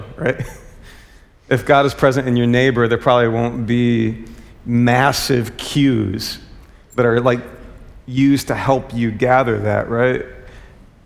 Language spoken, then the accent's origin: English; United States; as an American